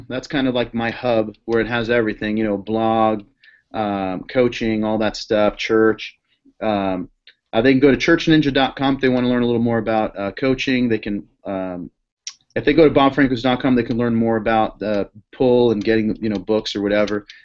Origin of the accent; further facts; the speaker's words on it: Boston, Massachusetts, United States; I'm from Boston, so watching the Red Sox is a big thing, and it's been a great year.